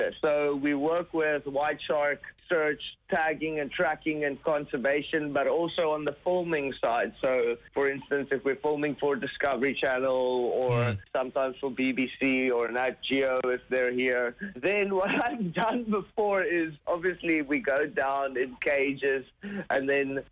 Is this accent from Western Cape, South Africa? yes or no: yes; Gansbaai, Western Cape, South Africa; my hometown, which is Gansbaai, and it's actually the capital of great white sharks in the world. It's about 2 hours away from Cape Town. In South Africa